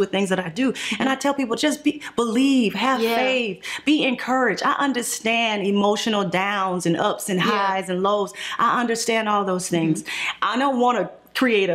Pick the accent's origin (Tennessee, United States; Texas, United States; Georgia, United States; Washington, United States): Georgia, United States; Atlanta; I'm a Grady baby. I'm from Atlanta